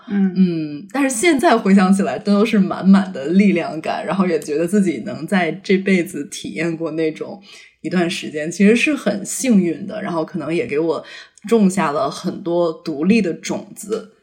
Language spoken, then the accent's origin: Chinese; Beijing, China; moved away as an adult; also born or lived in Shanghai / United States; 我是北京人，然后我是十八岁去上海上的大学嘛